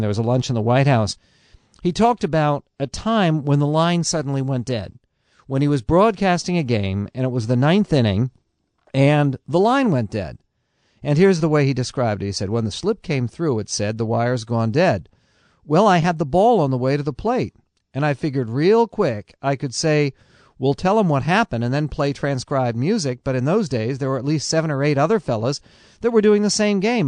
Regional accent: San Diego, California, United States; when I was a little kid, uh, growing up in San Diego

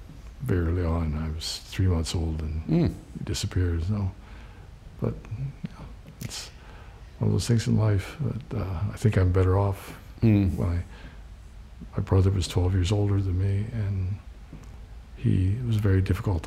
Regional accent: Williamsport, Pennsylvania, United States; Williamsport, Pennsylvania. Little League baseball.

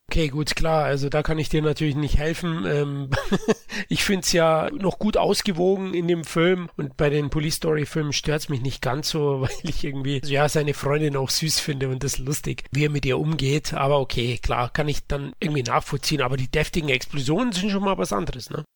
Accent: Bavaria, Germany; accent: Bavarian; meinem bayerischen Dialekt

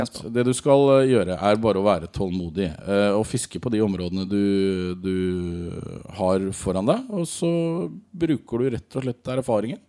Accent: Rogaland, Norway; jeg er jo rogalending

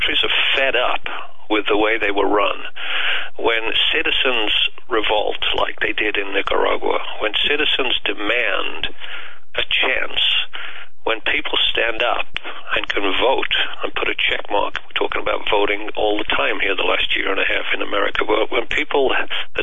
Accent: United Kingdom; moved away; I was born and raised in the UK

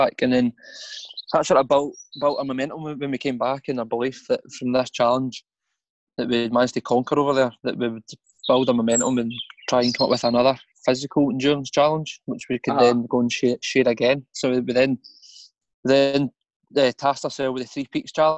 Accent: Scotland, United Kingdom; we speak pretty fast as Scottish people.

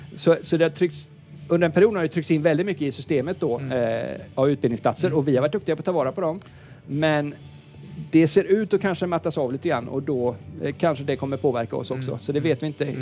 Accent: Gothenburg, Västra Götaland, Sweden; jag är från Göteborg

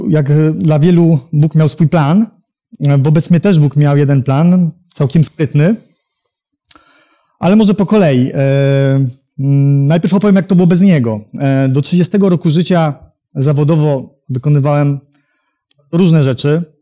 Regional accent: Warsaw, Masovian Voivodeship, Poland; jestem z Warszawy.

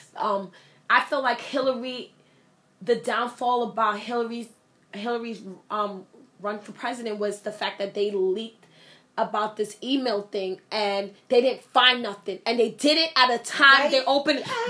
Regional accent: United States; I am an American. I am a born citizen

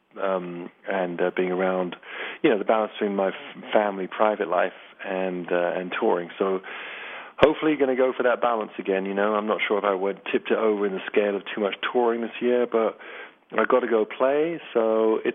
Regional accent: England, United Kingdom; I am English

